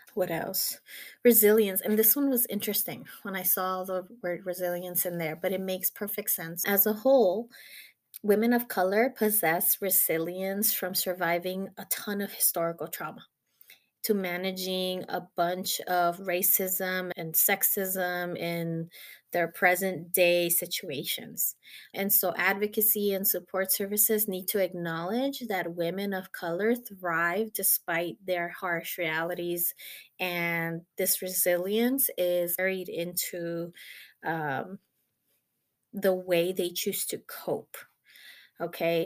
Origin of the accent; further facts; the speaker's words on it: Mexico; moved away; I actually was born in Mexico and I grew up in Mexico